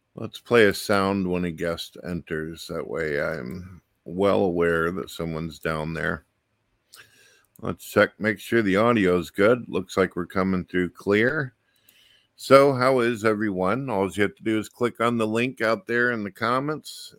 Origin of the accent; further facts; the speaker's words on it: St. Louis, Missouri, United States; I grew up in St. Louis, Missouri